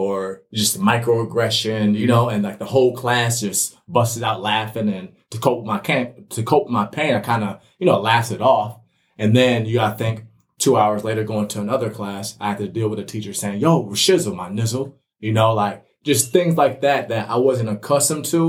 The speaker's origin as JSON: {"language": "English", "town": "Minnetonka", "region": "Minnesota", "country": "United States", "tie": "born or raised there", "also_born_or_lived": "Waterloo, Iowa / Bloomington, Minnesota", "said": "my experience growing up in the West Metro area, Minnetonka"}